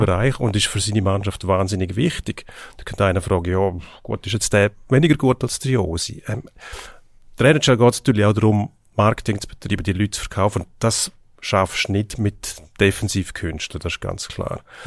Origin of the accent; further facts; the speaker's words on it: Switzerland; bei uns in der Schweiz